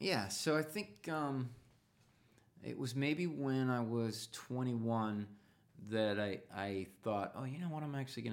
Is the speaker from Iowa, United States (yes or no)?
yes; Iowa, United States; where I grew up in Iowa